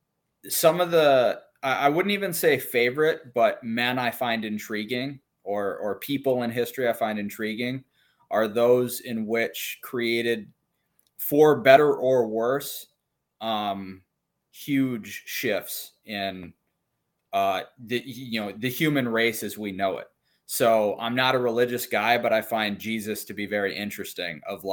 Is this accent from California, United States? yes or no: no; Minnesota, United States; so I'm from Minnesota, and I just shot limited and open nationals.